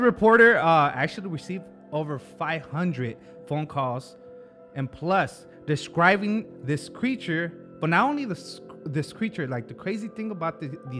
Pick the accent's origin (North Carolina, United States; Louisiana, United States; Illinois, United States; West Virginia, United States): West Virginia, United States; accent: West Virginian; this happened in Fine West Virginia. That's my accent.